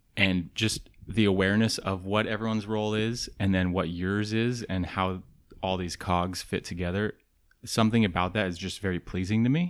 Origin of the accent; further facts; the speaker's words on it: the Northwest, Pacific Northwest, United States; moved away; I'm from the Northwest.